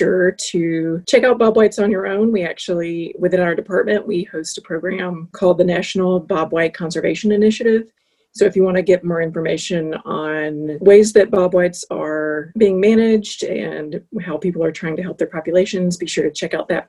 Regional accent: South Carolina, United States; I'm actually from South Carolina

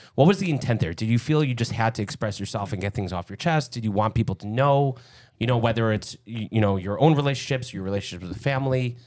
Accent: Lincolnwood, Illinois, United States; growing up in Lincolnwood a couple blocks away

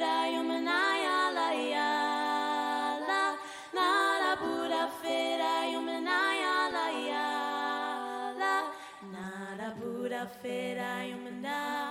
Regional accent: Mindanao, Philippines; now in Australia; growing up in Mindanao

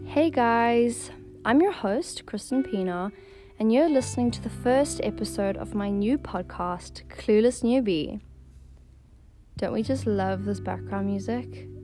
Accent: Johannesburg, Gauteng, South Africa; moved away as an adult; now in Cape Town, South Africa; I was born and raised in Johannesburg, but I live in Cape Town and have been for the past five years

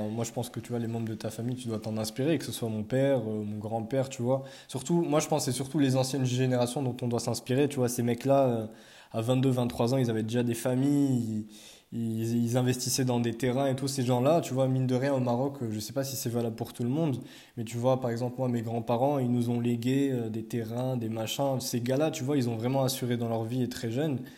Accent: France; ouais, je suis français, mais c'est même pas ça le problème

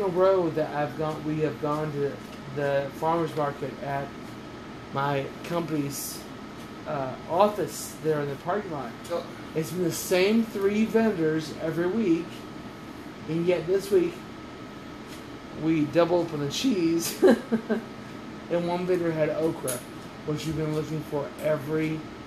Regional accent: Oklahoma, United States; I grew up in Oklahoma, and cheddar was like the basic

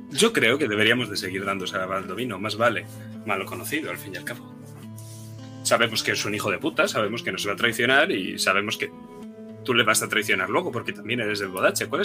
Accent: Castile, Spain; como todo castellano que se precie.

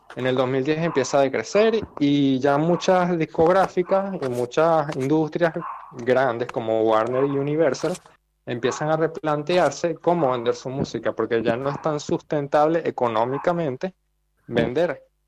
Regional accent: Venezuela; moved away as an adult; now in Argentina; En Venezuela tenía vinilos, pero los regalé porque me venía a Argentina

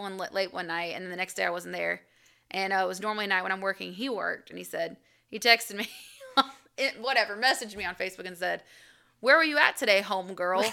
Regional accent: Albany, United States; moved away; I'm from Albany

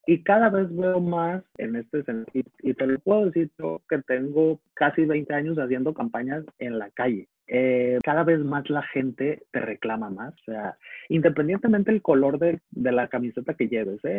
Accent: Navolato, Sinaloa, Mexico; en el puerto de Altata, en Navolato, de donde soy

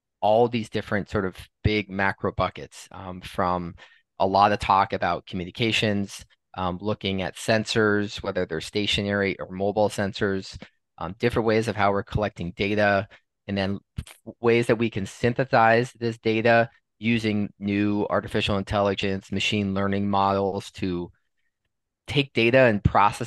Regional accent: Los Angeles, California, United States; also born or lived in Wisconsin; I'm originally from Los Angeles, California, the fourth of seven children.

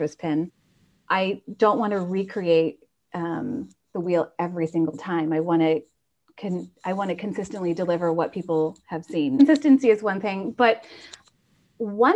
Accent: Indiana, United States; also born or lived in Chicago / Ireland; now in Napa, United States; I'm from the Midwest. So I'm from Indiana originally

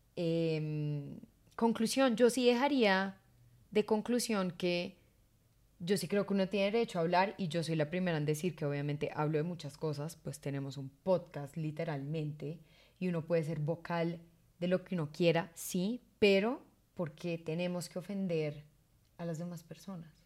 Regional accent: Colombia; somos dos colombianos

